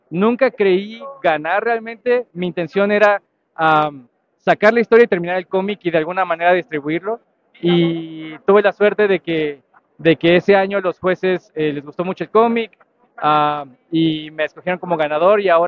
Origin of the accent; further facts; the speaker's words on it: Morelos, Mexico; Eh, bueno … eh, soy de Morelos, ah, de un lugar muy pequeño en Morelos